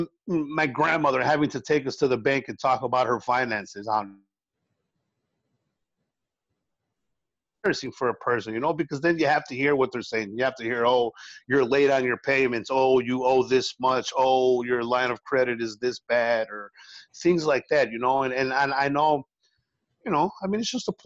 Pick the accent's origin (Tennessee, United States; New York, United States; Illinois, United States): Illinois, United States; Chicago; first language Spanish; English is a second language; also born or lived in Champaign-Urbana, Illinois; Even though I'm born and raised in Chicago, the first language I ever spoke was Spanish